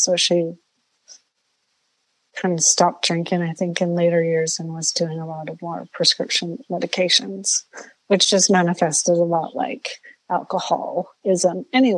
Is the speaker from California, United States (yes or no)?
yes; Southern California, United States; I grew up in Southern California, a very loving home, lots of love.